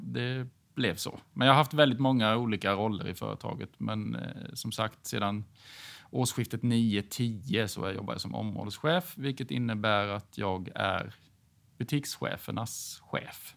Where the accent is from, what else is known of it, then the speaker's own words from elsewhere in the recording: Hyltebruk, Halland County, Sweden; accent: Småland; now in Falkenberg, Sweden; är född och uppvuxen i Hyltebruk på gränsen mellan Halland och Småland. Så jag har väl lite småländska kvar i dialekten